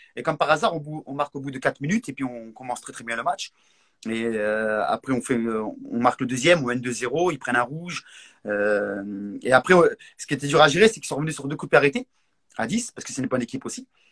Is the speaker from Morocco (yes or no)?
yes; Morocco; moved away; quand j'étais petit, quand j'étais au Maroc